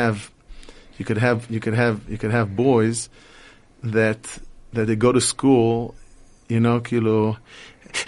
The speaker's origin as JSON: {"language": "English", "town": "Telz-Stone", "region": "Jerusalem District", "country": "Israel", "tie": "born or raised there", "said": "I was born in Eretz Yisrael"}